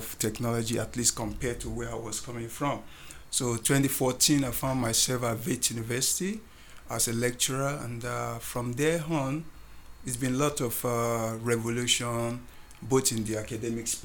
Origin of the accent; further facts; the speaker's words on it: Nigeria; moved away as an adult; also born or lived in Singapore; now in South Africa; I'm from Nigeria.